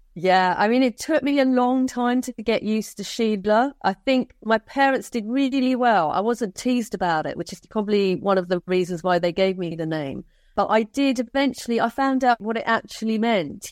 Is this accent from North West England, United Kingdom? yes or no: no; Hayes, London, United Kingdom; accent: Cockney; also born or lived in India; growing up in Hayes, in L to West London, in the seventies and eighties.